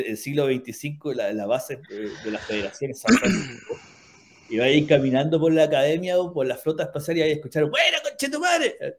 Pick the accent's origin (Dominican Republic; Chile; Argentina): Chile; como buenos ingleses putativos, que somos los chilenos